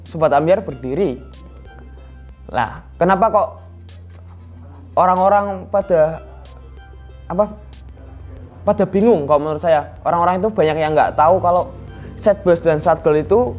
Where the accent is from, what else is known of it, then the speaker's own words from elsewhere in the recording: Java, Indonesia; apalagi kita orang Jawa